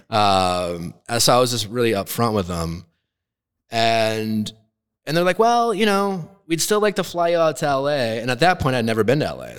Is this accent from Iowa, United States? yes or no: no; Milwaukee, Wisconsin, United States; I grew up in Milwaukee, Wisconsin